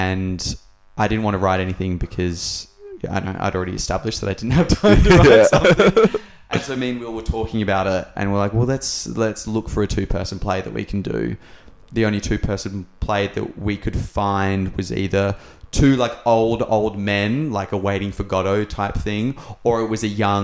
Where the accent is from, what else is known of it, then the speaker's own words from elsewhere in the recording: Australia; we as Australian citizens